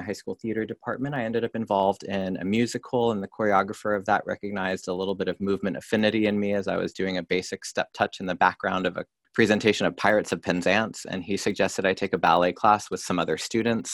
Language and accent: English; Orange County, Southern California, United States; in Orange County. And that's where I was born, raised, and grew up